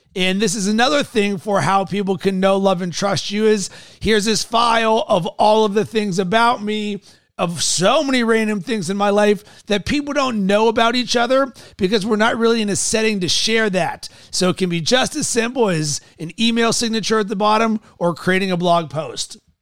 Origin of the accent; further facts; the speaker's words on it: Fort Wayne, Indiana, United States; I was born in Fort Wayne, Indiana